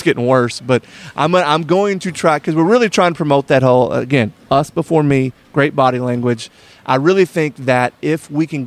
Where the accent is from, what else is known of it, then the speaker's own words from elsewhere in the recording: Kentucky, United States; We're from Kentucky